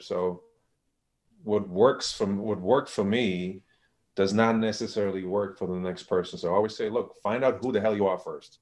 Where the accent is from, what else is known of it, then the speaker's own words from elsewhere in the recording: Germany; moved away; I'm from Germany